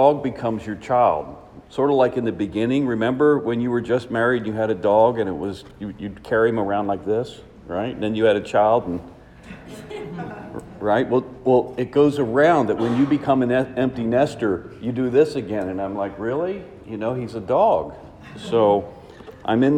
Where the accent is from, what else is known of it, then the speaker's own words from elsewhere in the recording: Washington, District of Columbia, United States; I am from Washington, D.C.